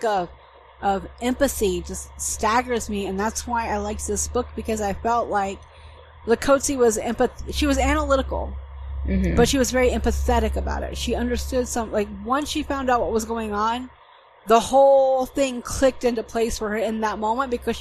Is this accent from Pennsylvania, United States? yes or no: no; Atlanta, Georgia, United States; moved away as an adult; now in Germany; I'm from Georgia, I'm from Metro Atlanta